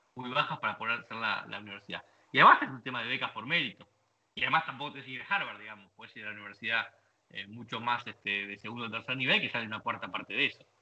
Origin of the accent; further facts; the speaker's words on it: Argentina; moved away as an adult; also born or lived in British Virgin Islands / Uruguay; now in United States; Somos muy soberbios argentinos